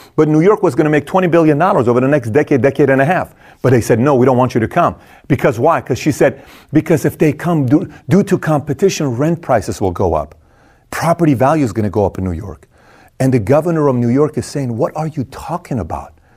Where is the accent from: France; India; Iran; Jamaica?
Iran; moved away; I'm from Iran